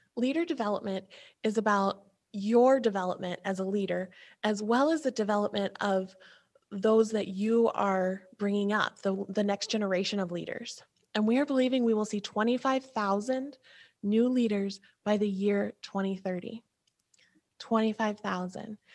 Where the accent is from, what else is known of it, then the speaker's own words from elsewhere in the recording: Ohio, United States; we're from Ohio where if I say OH, I know you just said IO